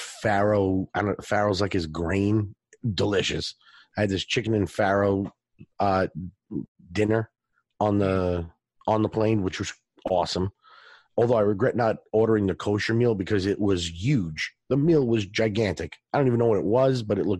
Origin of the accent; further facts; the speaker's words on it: Long Island, New York, United States; I'm from Long Island. I grew up there, spent a ton of time in the city, in the boroughs